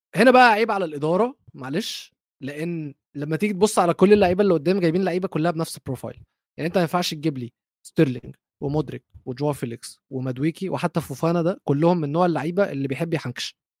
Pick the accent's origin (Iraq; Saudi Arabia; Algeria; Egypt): Egypt; اي ام نوت قطري فعلا انا مصري